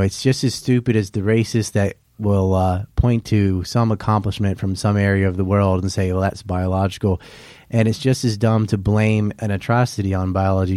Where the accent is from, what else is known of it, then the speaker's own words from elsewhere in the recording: Hatteras Island, North Carolina, United States; I'm from Hatteras Island